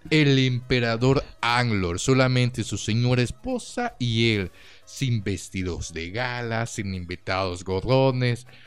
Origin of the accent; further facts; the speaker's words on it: Mexico; como mexicanos no